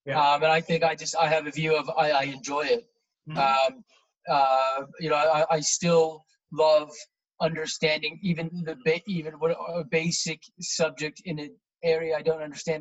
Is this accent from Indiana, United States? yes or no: yes; Indianapolis, Indiana, United States; moved away as an adult; also born or lived in New York City; now in United Kingdom; I grew up in Indiana, sort of middle America, the Midwest, yeah. About 3 hours south of Chicago. That was the biggest city near where I grew up. And the city I grew up in was about 1 million people, but very spread out. So it wouldn't feel like a 1 million person city if you went to visit it, in a place called Indianapolis.